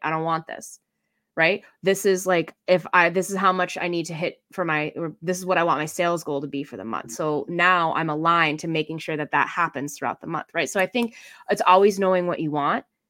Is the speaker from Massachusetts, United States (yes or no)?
yes; Boston, Massachusetts, United States; I'm from Boston